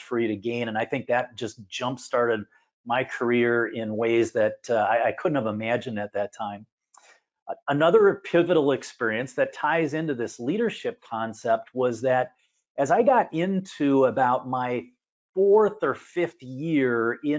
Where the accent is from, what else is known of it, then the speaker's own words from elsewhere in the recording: Minneapolis, Minnesota, United States; I'm from the Minneapolis-St. Paul area. I've spent most of my life in this area.